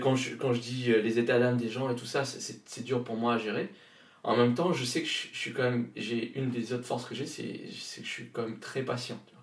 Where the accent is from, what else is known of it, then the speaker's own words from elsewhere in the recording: Réunion; moved away; Je viens de je viens de la Réunion donc je viens du Nil. c'est là où j'ai grandi où je suis né